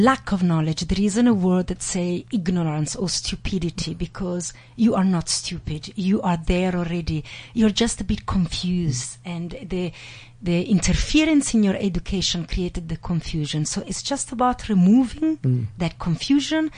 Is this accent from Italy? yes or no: yes; Italy; I grew up in Italy